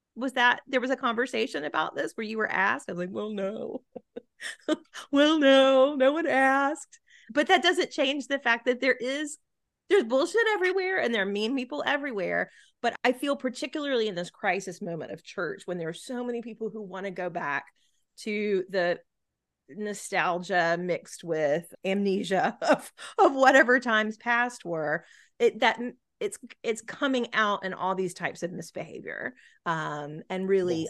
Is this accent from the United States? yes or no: yes; Gulf Coast, United States; I'm certainly not from an island, I grew up on the Gulf Coast